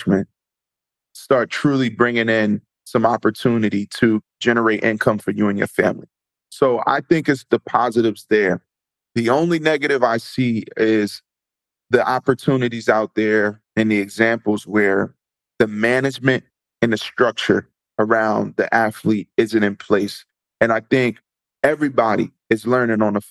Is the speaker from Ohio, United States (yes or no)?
no; Neptune, New Jersey, United States; So I grew up in Neptune, New Jersey